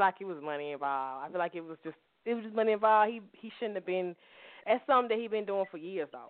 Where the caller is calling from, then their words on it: Atlanta, Georgia, United States; I am calling from Atlanta, Georgia.